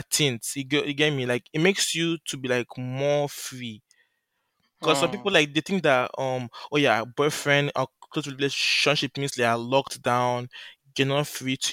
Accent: Nigeria; the way we grew up in Nigeria

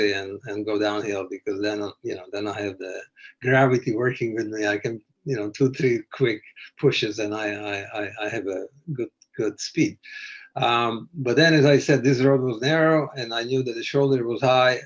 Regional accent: Canada; I'm a Canadian

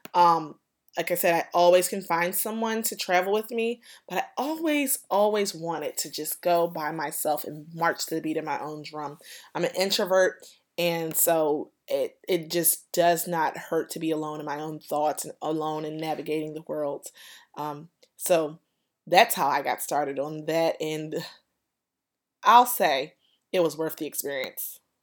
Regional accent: United States; I'm an American tourist.

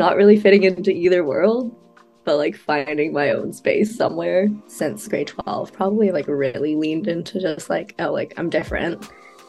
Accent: Vancouver, British Columbia, Canada; So I like to break it down and say I'm like Malaysian, Chinese, Singaporean, that type of vibe. Growing up in Vancouver, there's a lot of like Asian people anyway. I went to elementary school with like a Mandarin bilingual program.

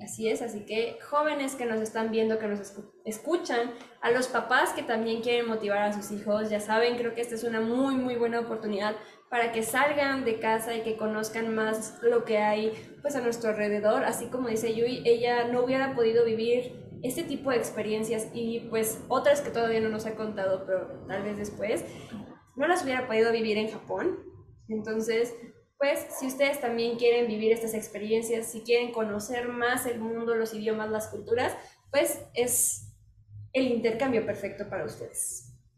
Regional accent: Mexico

